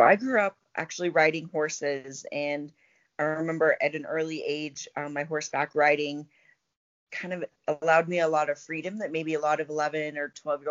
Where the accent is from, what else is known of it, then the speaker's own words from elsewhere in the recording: Colorado Springs, Colorado, United States; I grew up in Colorado Springs, and I went to school at CU Boulder